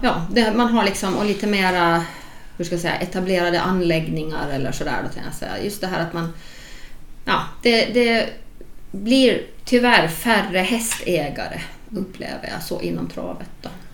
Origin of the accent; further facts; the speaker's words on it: Åland Islands; som ålänning